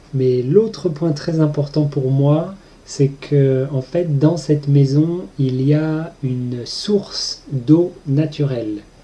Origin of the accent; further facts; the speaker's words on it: Pays de la Loire, France; je viens de Loire-Atlantique, qui est juste à côté de la Bretagne.